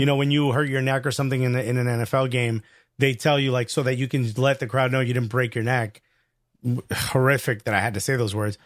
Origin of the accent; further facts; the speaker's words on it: United States; we're American